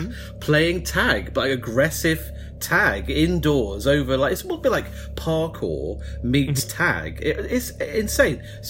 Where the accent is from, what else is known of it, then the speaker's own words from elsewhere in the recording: Falmouth, South West England, United Kingdom; accent: West Country; my hometown of Falmouth